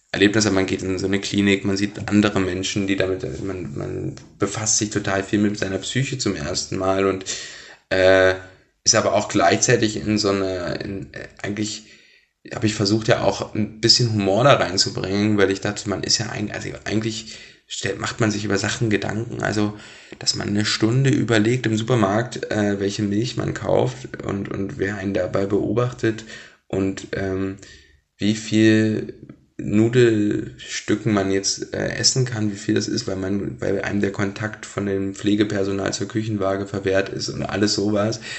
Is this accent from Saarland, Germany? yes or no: no; Blankenburg, Saxony-Anhalt, Germany; also born or lived in Wernigerode; Wernigerode bin ich geboren, Blankenburg in der Stadt daneben aufgewachsen, aber Wernigerode würde ich als meine Heimat sozusagen sehen, Sachsen-Anhalt im Harz